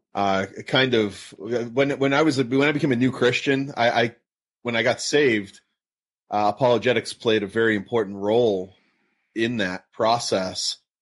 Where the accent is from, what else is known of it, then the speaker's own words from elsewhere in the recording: Massachusetts, United States; now in Southern California, United States; I'm in Southern California. My, I grew up in Massachusetts